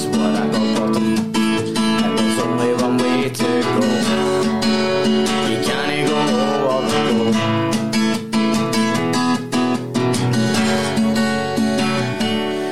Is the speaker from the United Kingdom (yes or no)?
yes; Glasgow, Scotland, United Kingdom; I'm Gorbals.